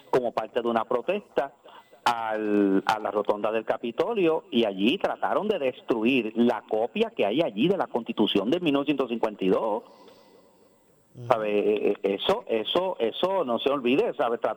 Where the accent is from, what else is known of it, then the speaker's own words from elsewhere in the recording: Ponce, Puerto Rico; born there; entonces va a haber que cambiar el nombre a la, ciudad donde yo nací